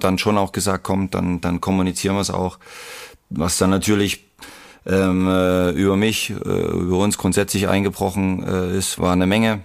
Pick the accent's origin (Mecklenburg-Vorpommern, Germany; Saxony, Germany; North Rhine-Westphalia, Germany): Saxony, Germany; Leipzig; als Leipziger in Leipzig